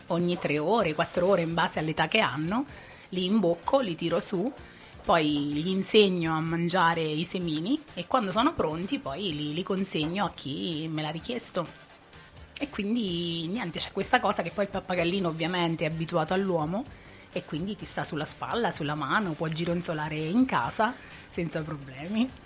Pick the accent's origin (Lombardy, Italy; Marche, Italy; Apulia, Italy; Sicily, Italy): Marche, Italy; Ascoli Piceno; moved away as an adult; now in Spinetoli, Italy; Io sono nata proprio al centro di Ascoli